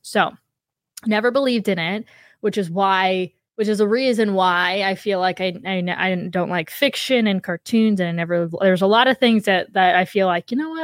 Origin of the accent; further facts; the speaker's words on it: Ohio, United States; I grew up in Ohio